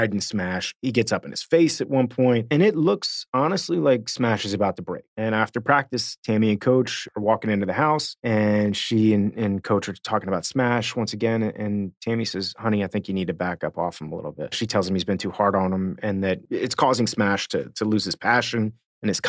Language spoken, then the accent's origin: English; Miami, Florida, United States; I'm from Miami. So I went to this like super baseball high school